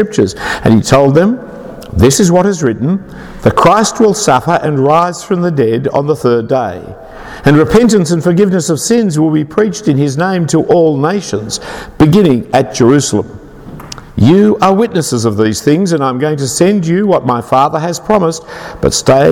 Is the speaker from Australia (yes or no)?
yes; Sydney, New South Wales, Australia; I'm an Australian. I'm not even that really. I'm a Sydney sider.